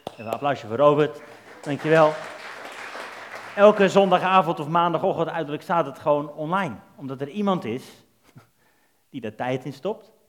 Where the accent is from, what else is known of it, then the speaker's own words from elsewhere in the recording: Netherlands; Wij zijn Nederlanders